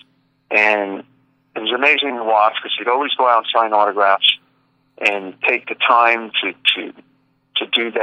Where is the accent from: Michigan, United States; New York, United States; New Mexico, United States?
New York, United States; New York City; I'm from Brooklyn, New York